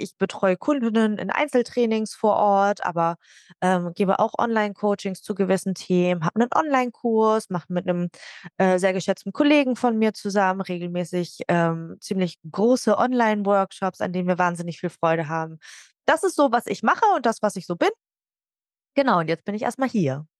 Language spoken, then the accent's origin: German; Hamburg, Germany; now in Nordhorn, Germany; Ich komme gebürtig aus Hamburg und lebe aber inzwischen in Nordhorn